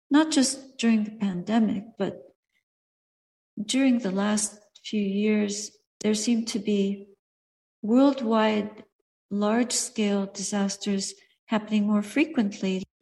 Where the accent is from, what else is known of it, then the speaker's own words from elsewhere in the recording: Montreal, Quebec, Canada; I remember once in my hometown, Montreal, I was standing for alms outside a bakery